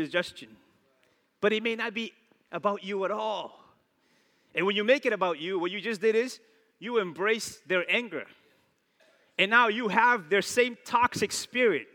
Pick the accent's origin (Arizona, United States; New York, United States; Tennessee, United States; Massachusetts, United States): Massachusetts, United States; New Bedford; I'm from New Bedford